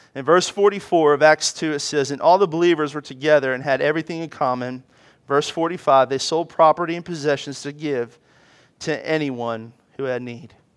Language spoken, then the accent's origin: English; Washington, District of Columbia, United States; as a child, I grew up in Washington, D C